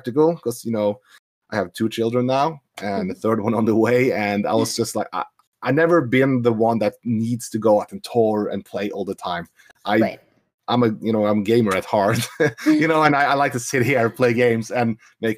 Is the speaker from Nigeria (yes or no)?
no; Norway; I'm from Norway